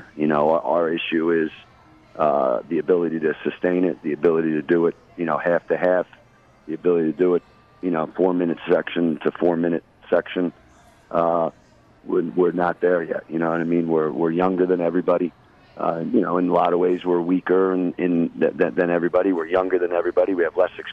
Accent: Toms River, New Jersey, United States; I went to high school in Toms River, but I grew up on the beach

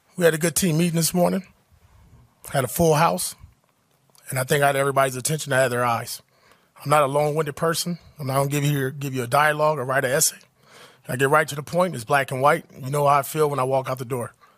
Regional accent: Compton, California, United States; I grew up in Compton, California.

